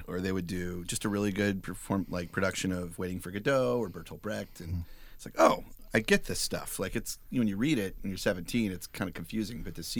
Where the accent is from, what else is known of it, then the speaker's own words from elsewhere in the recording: Dallas, Texas, United States; moved away; I grew up in Dallas, Texas, which I think kind of explains why Fruit Loops is my thing. Because, like, in Dallas, in the 80s, that's when I grew up, I was born in 1980.